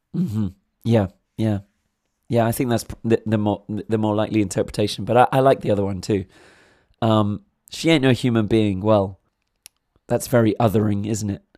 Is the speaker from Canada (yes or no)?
no; England, United Kingdom; being an Englishman myself